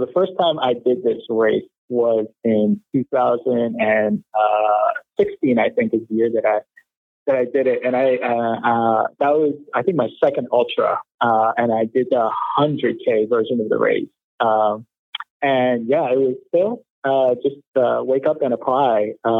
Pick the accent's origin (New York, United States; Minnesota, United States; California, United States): New York, United States; New York City; so I'm a native New Yorker, born and raised in Brooklyn.